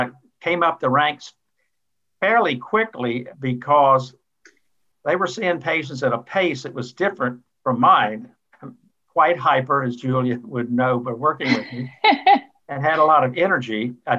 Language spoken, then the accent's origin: English; Marion, Virginia, United States; A little town of Marion, Virginia, Southwest Virginia, where I went to grade school and middle school.